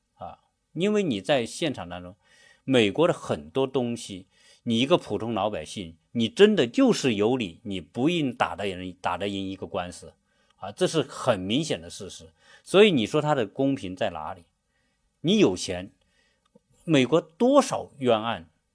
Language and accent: Chinese; China; 作为我们中国人